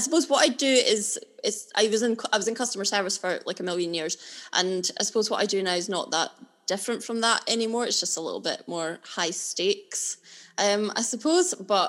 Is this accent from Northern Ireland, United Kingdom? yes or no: no; Alyth, Scotland, United Kingdom; also born or lived in Linlithgow / Aberdeen / London / Kirkcaldy; I'm originally from Linlithgow, and then when I was wee, we moved up to Aileth, which is a little town near Dundee. And then I've lived in a lot of places. I'm not going to list everywhere I've lived. I lived in Aberdeen, sort of on and off. I've lived in Aberdeen four separate times.